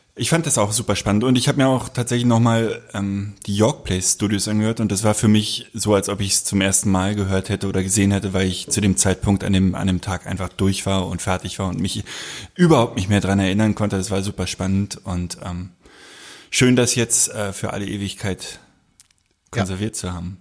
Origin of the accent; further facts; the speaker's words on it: Berlin, Germany; ich bin Südberliner